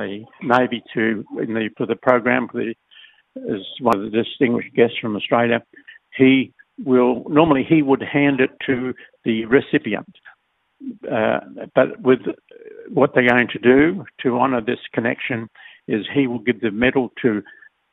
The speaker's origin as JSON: {"language": "English", "country": "Solomon Islands", "said": "we're British colonial islands up until 78, and then we became independent."}